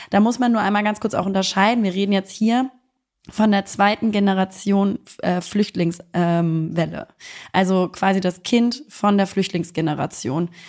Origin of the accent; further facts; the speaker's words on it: Germany; Und da sind natürlich ich als Deutsche äh, mit deutschen Eltern, die äh, im Frieden aufgewachsen sind